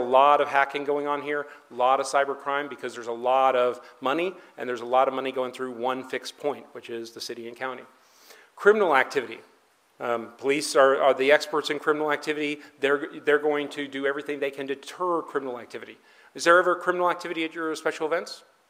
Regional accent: California, United States; now in Denver, United States; I came from California.

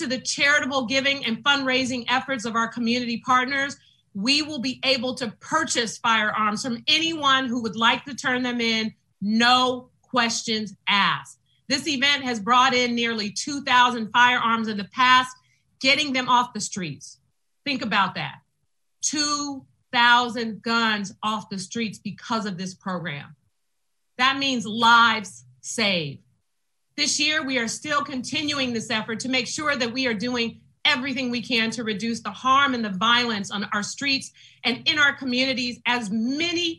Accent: San Francisco, California, United States; I grew up in the Western Addition

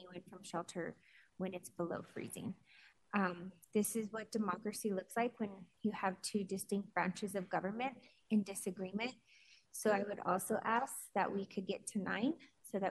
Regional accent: Denver, Colorado, United States; I was born and raised in Denver

